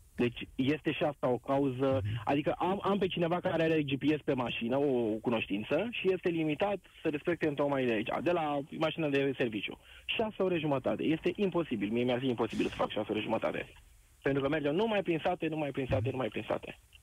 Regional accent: Târgu Jiu, Gorj, Romania; Eu sunt din Târgu Jiu.

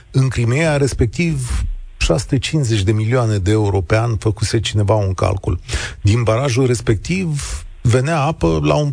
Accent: Moldova; now in Romania; sunt basarabean.

